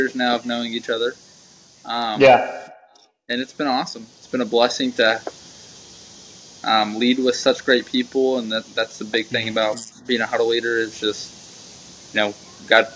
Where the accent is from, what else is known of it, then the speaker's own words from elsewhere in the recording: Greenwood, Arkansas, United States; Born and raised in the Greenwood of Arkansas